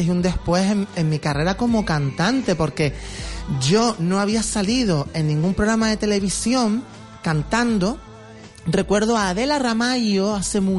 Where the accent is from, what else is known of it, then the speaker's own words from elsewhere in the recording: Canary Islands, Spain; yo soy de Guanarteme, tú lo sabes